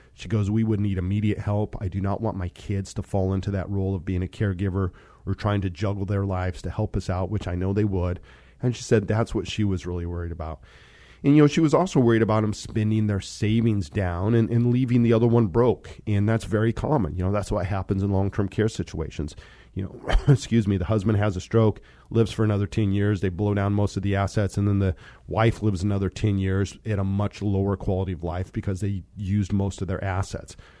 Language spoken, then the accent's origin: English; Monte Vista, Colorado, United States; moved away; also born or lived in Fort Collins, Colorado / Seattle; I grew up in Colorado.